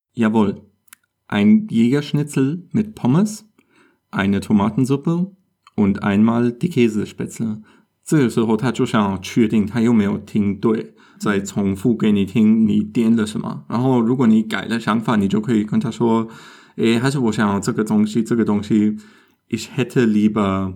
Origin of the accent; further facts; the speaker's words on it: Germany; 我们德国人去意大利餐厅也常常会做